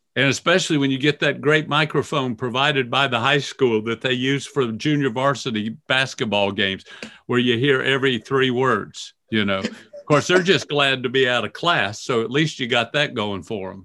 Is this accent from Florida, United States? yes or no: yes; Florida, United States; growing up in Florida